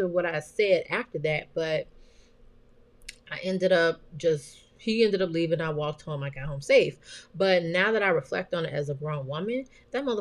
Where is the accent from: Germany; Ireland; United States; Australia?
United States; Chicago, Illinois; moved away; I am from the West Side.